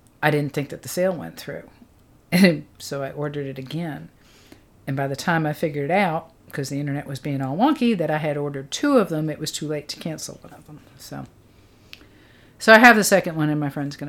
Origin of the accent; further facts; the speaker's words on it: South Australia, Australia; moved away; I'm originally from South Australia